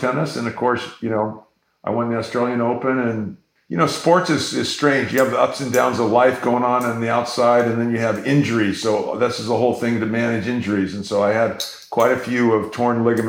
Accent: San Diego, California, United States; I grew up in San Diego, Morley Field public parks

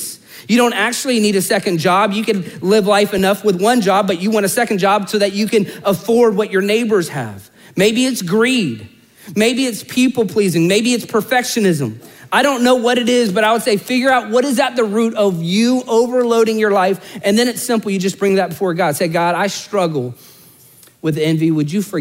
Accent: Orlando, Florida, United States; I'm born and raised in Orlando

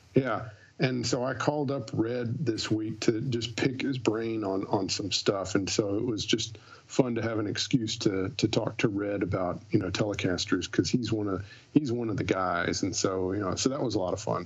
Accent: Texas, United States; now in Nashville, United States; I'm originally from Texas, and I live in Nashville

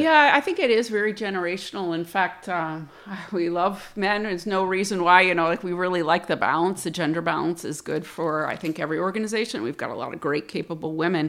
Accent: Plattsburgh, New York, United States; also born or lived in Fort Worth, Texas; I'm from Plattsburgh. I was born and raised here

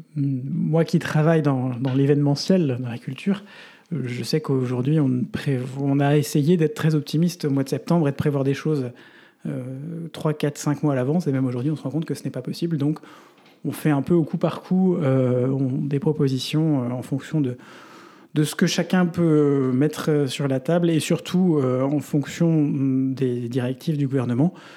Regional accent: Belgium; chez nous en Belgique

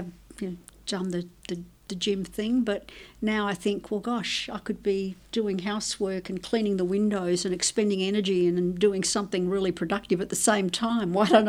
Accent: Tuscany, Italy; born there; My background's Italian, so I was born in Italy, in Tuscany, actually.

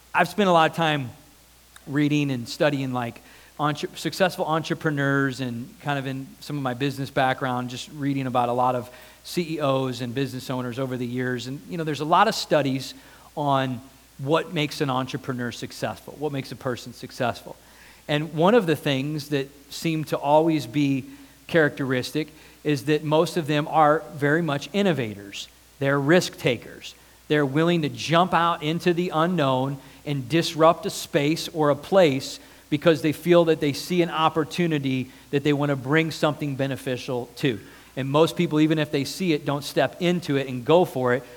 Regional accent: United States; I'm American.

